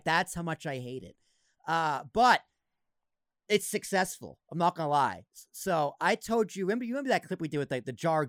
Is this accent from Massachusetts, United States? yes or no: yes; Massachusetts, United States; I grew up in Massachusetts.